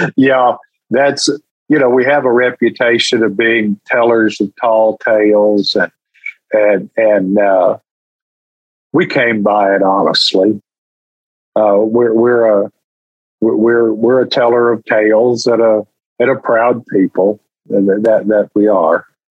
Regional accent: Texas, United States; I'm from Texas

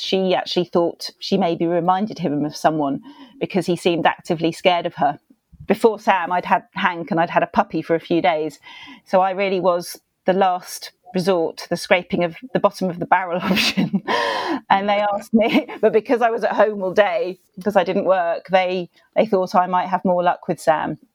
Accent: United Kingdom; accent: British; I'm British, so I have a distinctive accent

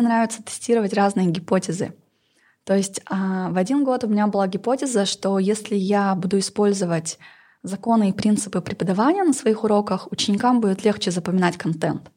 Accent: Northern Kazakhstan, Kazakhstan; я поработала и на севере Казахстана, откуда я родом

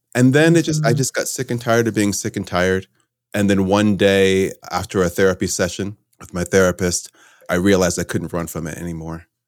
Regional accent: Connecticut, United States; moved away; also born or lived in New York / California; I grew up in Connecticut.

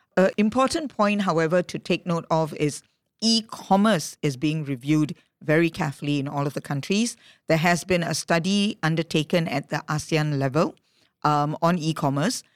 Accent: Singapore; I hail from Singapore

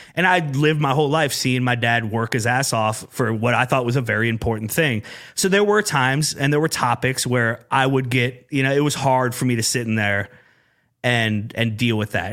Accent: Urbandale, Iowa, United States; I grew up in Urbandale

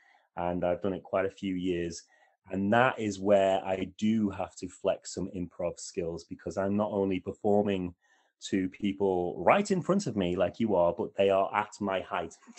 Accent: Wales, United Kingdom; we're from Wales

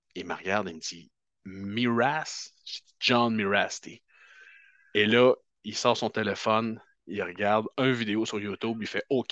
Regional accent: Canada; on est Canadien

